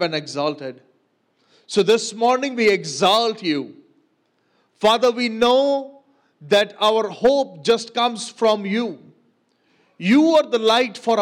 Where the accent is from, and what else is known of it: Pakistan